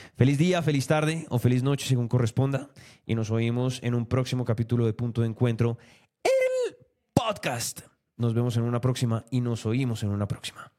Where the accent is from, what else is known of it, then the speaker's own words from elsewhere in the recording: Colombia; como colombianos